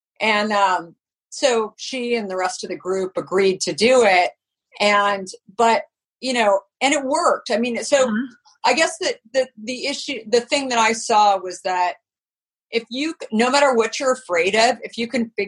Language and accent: English; Arizona, United States; moved away; also born or lived in New York; growing up in Arizona